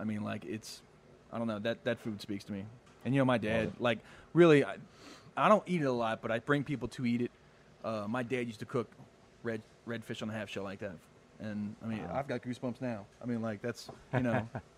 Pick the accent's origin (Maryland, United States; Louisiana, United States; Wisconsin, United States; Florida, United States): Louisiana, United States; New Orleans; I was born and raised in New Orleans